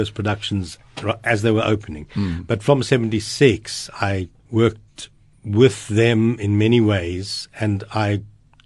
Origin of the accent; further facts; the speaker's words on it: Johannesburg, Gauteng, South Africa; I was born in 1951 in Johannesburg